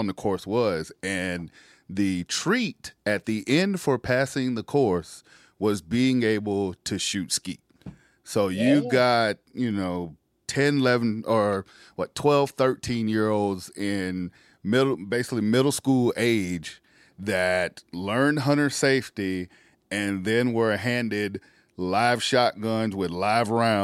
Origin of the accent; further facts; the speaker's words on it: South Carolina, United States; As a kid, you know, I grew up in South Carolina, grew up in the country.